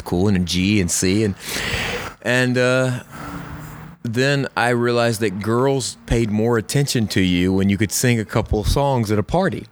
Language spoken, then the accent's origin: English; Camden, South Carolina, United States; I grew up in Camden, South Carolina.